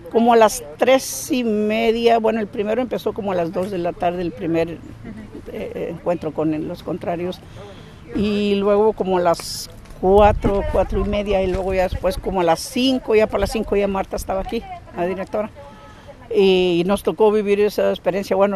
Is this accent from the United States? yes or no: yes; United States; Sí, no, soy eh, eh, americana con descendencia mexicana.